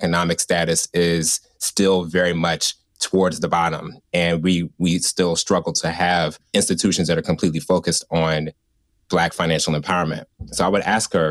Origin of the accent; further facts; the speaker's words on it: Richmond, Virginia, United States; growing up in Richmond